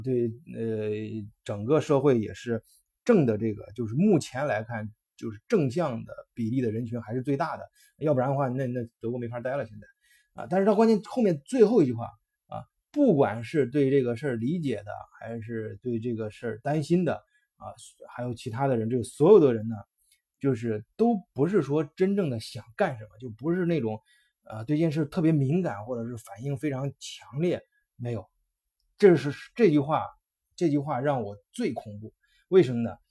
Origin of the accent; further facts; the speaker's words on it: China; 我们中国人